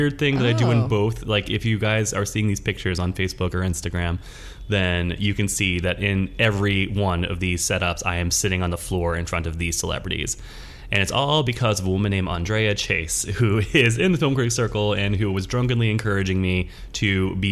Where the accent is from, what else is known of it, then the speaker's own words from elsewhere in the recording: Washington and Greene Counties, Pennsylvania, United States; my hometown newspaper, the Observer Reporter of Washington and Greene Counties